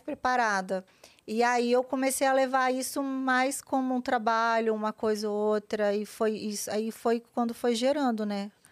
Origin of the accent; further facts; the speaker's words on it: Vila Velha, Espírito Santo, Brazil; moved away as an adult; now in São Paulo, Brazil; Nasci em Vila Velha, Espírito Santo